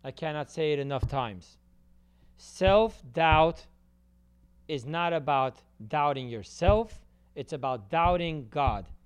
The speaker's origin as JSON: {"language": "English", "region": "California", "country": "United States", "tie": "born or raised there", "said": "I grew up in California in my high school years."}